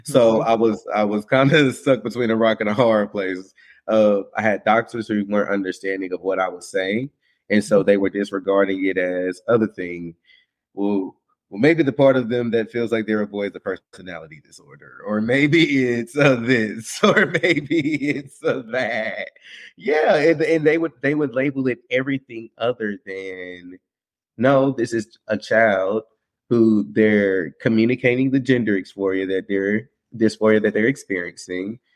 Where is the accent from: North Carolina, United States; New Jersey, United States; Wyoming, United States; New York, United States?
North Carolina, United States; Winston-Salem; I'm from Winston-Salem, North Carolina. Um, so from a nice little small town.